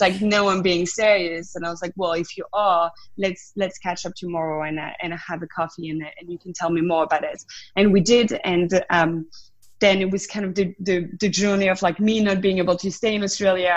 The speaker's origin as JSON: {"language": "English", "region": "south of France", "country": "France", "tie": "born or raised there", "accent": "French", "second_language": "English", "moved": "as an adult", "said": "I grew up in France, in the south of France. That's the accent still there"}